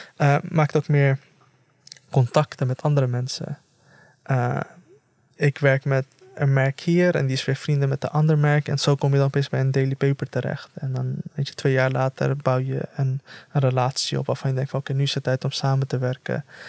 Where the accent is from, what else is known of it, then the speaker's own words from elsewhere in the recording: The Hague, South Holland, Netherlands; ik, op, opgegroeid in de Schilderswijk